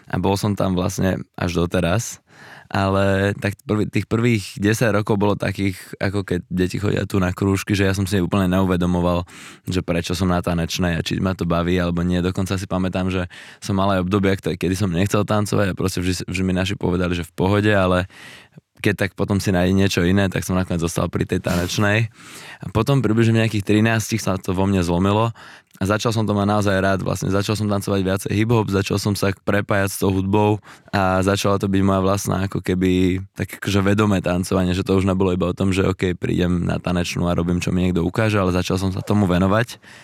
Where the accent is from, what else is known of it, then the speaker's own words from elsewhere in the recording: Slovakia; tu u nás na Slovensku